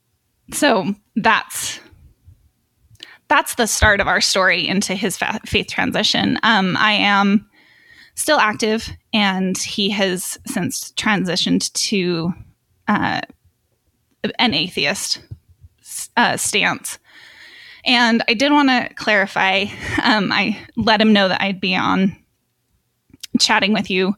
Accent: Utah, United States; I was born and raised in Utah, active LDS, and so was my husband.

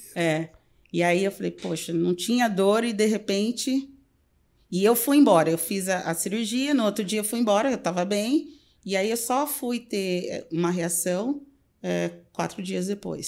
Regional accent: Pirapozinho, São Paulo, Brazil; moved away as an adult; also born or lived in Peru / Mexico / Miami; now in Chicago, United States; eu sou do interior de São Paulo

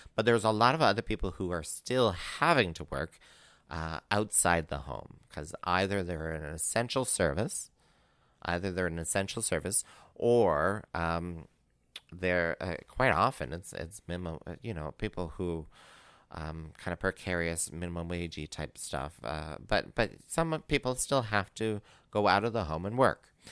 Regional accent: Northern Ontario, Canada; moved away; I'm originally from Northern Ontario

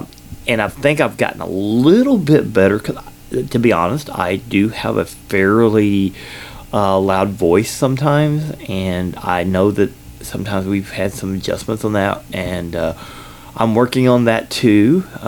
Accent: Kentucky, United States; born there; accent: combination accent; also born or lived in Georgia; I was born in Kentucky. I lived in Georgia for 8 years

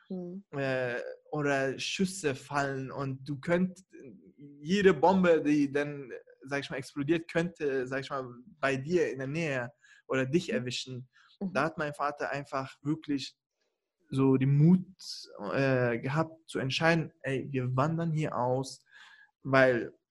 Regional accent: Kurdistan Region, Iraq; Nee, ehrlich, also ich komme ja aus dem Irak, aus dem Norden, also da, mhm. wo die Kurden leben.

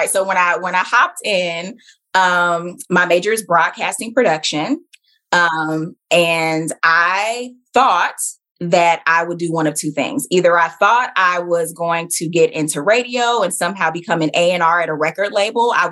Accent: Southeast, United States; I grew up in the Southeast. Yeah. So I am a military brat, you know, so I've lived a lot of different places, but I, you know, I'm from the South. It's where my family is from.

